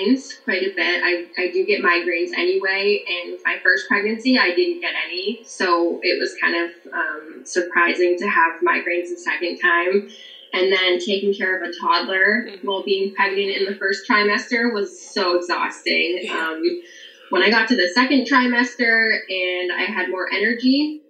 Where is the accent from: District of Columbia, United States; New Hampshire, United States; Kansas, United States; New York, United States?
New Hampshire, United States; moved away as an adult; now in Kentucky, United States; I'm from New Hampshire and I moved to Kentucky.